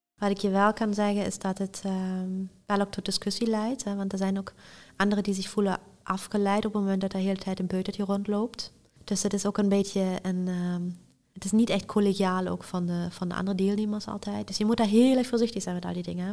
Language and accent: Dutch; Aachen, North Rhine-Westphalia, Germany; ik ben geboren en getogen in Aken